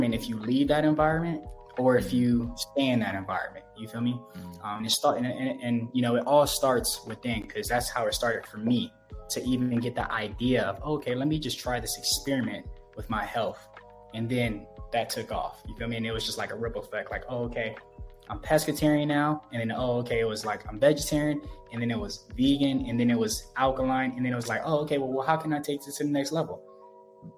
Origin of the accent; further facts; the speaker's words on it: Los Angeles, California, United States; moved away as an adult; now in Ecuador; I grew up on 108th in Vermont